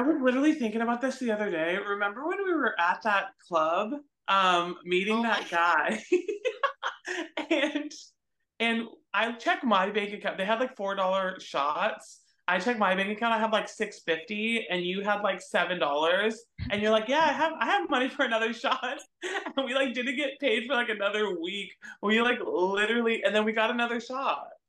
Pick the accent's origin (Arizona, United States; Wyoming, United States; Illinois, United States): Arizona, United States; Phoenix; moved away as an adult; now in Texas, United States; I grew up um in Phoenix, Arizona. So I'm not even from Texas. Um, I came out here when I was 24